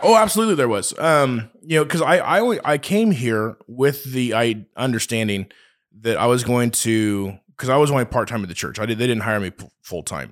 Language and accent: English; Oakley, United States; moved away as an adult; now in Hays, United States; I'm from Oakley